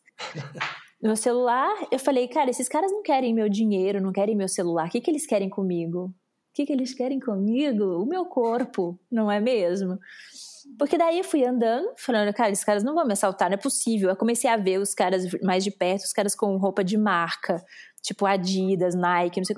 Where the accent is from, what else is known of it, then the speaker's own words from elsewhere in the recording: Brazil; o meu sotaque me entregava muito, eu falei, "Brasileira."